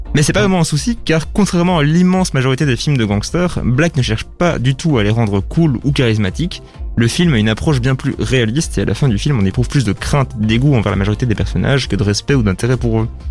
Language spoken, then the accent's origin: French; Brussels, Brussels-Capital Region, Belgium; en tant que bruxellois